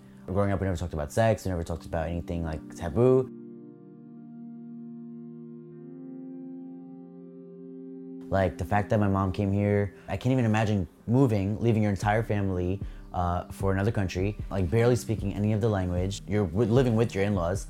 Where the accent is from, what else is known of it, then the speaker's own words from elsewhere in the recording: New York City, New York, United States; I'm 25 years old, born in Brooklyn, and I'm an illustrator.